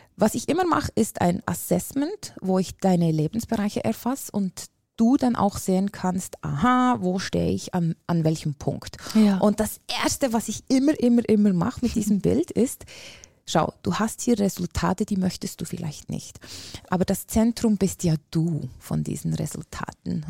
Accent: Switzerland; accent: Swiss; ich bin äh, aus der Schweiz, wie alle hören können wahrscheinlich

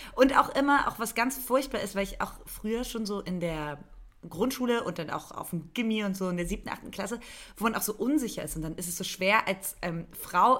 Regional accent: eastern Germany, Germany; Ich bin im Osten aufgewachsen

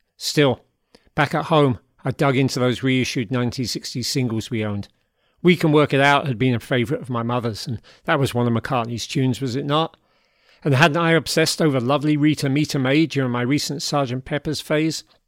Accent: London, United Kingdom; now in Hudson Valley, United States; those formative years growing up in South London in the seventies

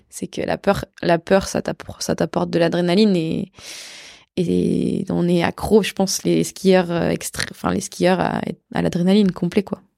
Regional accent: France; je suis européenne, enfin, je suis française

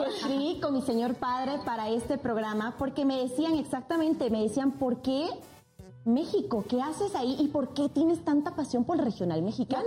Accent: Sucre, Chuquisaca, Bolivia; moved away; Amo con locura mi ciudad natal Sucre toda la diversidad de mi querida Bolivia

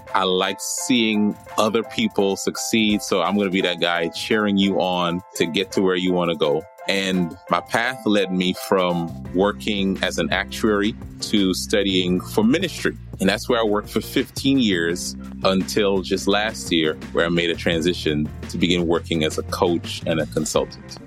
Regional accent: Trinidad & Tobago; moved away as an adult; also born or lived in New York; my story starts in New York, but really I grew up in Trinidad.

